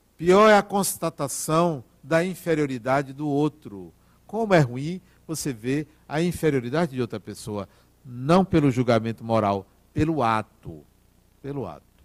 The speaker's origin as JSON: {"language": "Portuguese", "country": "Brazil", "said": "Eu sou brasileiro"}